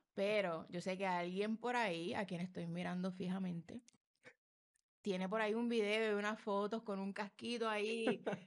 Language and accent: Spanish; Puerto Rico; como mujer puertorriqueña